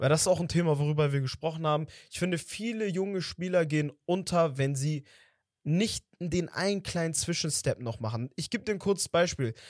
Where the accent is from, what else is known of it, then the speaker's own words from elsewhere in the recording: Portugal; als Portugiese